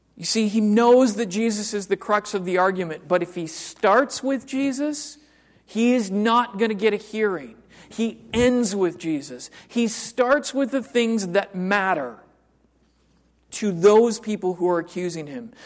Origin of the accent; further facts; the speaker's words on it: United States; I am completely an American mutt.